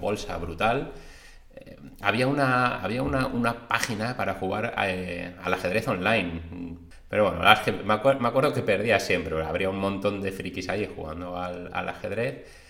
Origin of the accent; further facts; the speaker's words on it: Madrid, Community of Madrid, Spain; moved away as an adult; now in Cantabria, Spain; nací en Madrid, mis padres son de Cantabria, mi madre, y de Palencia, mi padre, y bueno, pues vivía allí hasta los 25 años que me vine aquí a vivir a Cantabria